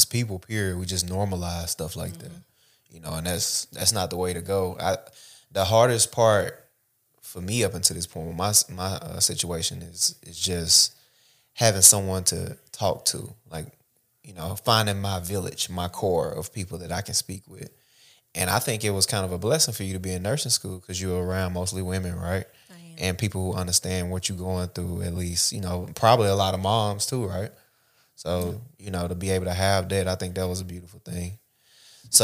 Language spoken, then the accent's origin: English; Oak Hill, Tennessee, United States; Because I'm from Oak Hill, so, you know, that's the country of the country, like, out of city limits of the country.